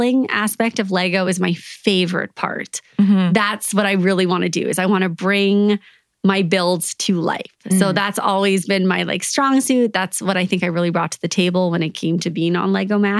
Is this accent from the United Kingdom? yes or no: no; Canada; I'm Canadian